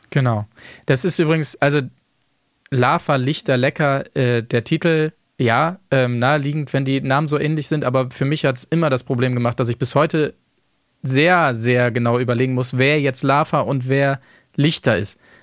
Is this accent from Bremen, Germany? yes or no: no; Verden, Lower Saxony, Germany; von Pferden an der Aller, wo ich herkomme